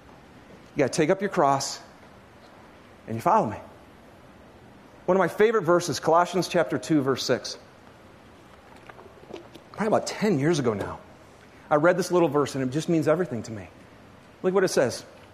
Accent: Michigan, United States; I grew up in Michigan, okay? And the closest, this is no lie, the closest ski hill to me in Michigan was actually a garbage dump.

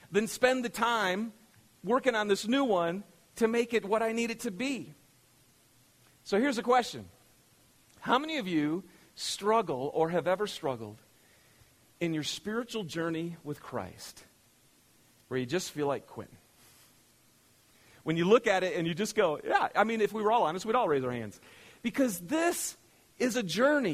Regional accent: Michigan, United States; moved away; I'm from Michigan

